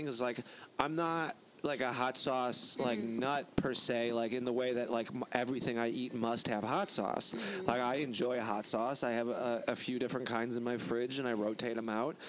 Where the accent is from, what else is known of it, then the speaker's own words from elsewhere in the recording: Illinois, United States; I'm from Illinois originally